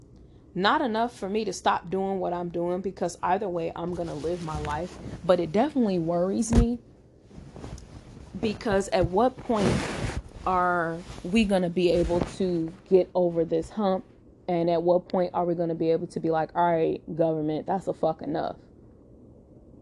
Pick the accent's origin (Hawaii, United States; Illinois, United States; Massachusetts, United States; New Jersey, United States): Illinois, United States; Chicago; I'm from Chicago, and I was in Chicago